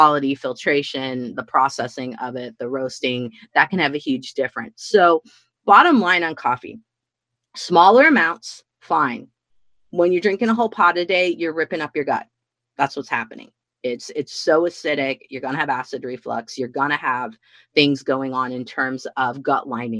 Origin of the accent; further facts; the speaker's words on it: Midwest, United States; also born or lived in Washington State; now in Washington, United States; Growing up in the Midwest where I grew up